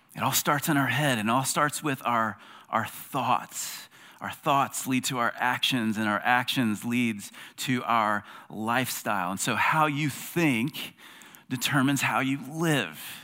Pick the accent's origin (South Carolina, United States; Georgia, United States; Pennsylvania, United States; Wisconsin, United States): South Carolina, United States; I'm an American. I'm a South Carolinian